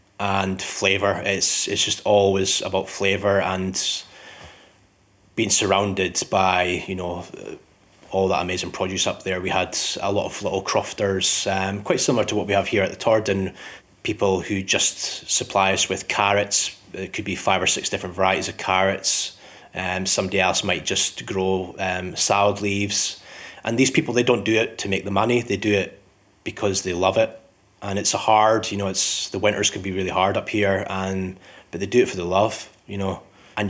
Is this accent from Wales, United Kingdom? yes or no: no; Scottish Borders, Scotland, United Kingdom; also born or lived in Edinburgh; I'm originally from Edinburgh, but I grew up in the Scottish Borders.